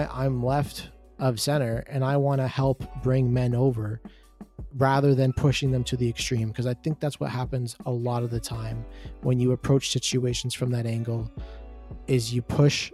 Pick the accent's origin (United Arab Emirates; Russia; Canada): Canada; a Canadian up north